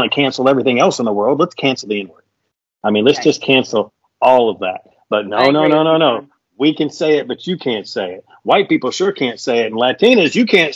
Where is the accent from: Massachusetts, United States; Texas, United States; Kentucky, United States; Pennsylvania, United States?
Kentucky, United States; I was from Kentucky